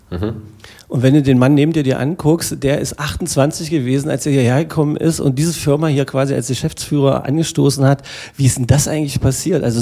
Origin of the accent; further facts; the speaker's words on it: Magdeburg, Saxony-Anhalt, Germany; Äh, als ein Magdeburger Kind, äh, hier geboren, mit Elbewasser getauft, äh, mit äh, geschichtsträchtigem Dom aufgewachsen, mit Spaziergängen ähm, rings um das Kloster unserer lieben Frauen, im Zoo, quasi groß geworden